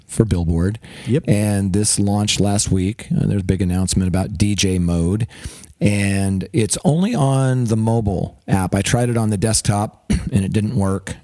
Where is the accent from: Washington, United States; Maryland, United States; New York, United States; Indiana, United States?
Washington, United States; Seattle; moved away; also born or lived in Salem, Oregon; I grew up in the Seattle area